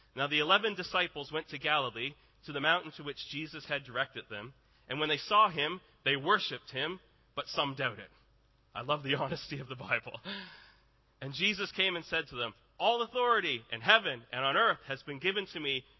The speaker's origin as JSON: {"language": "English", "country": "Canada", "said": "I am Canadian"}